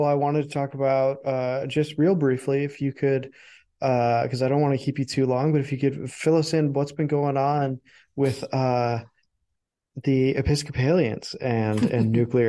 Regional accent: Illinois, United States; I live in Illinois. I'm from Illinois.

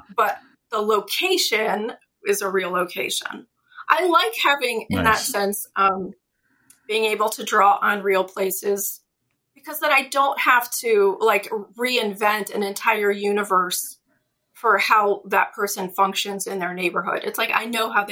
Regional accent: Pittsburgh, Pennsylvania, United States; born or raised there

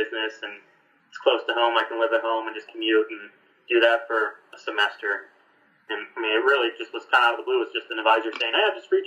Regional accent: Greenville, Michigan, United States; moved away; I'm from Greenville, which is like a 30-minute drive

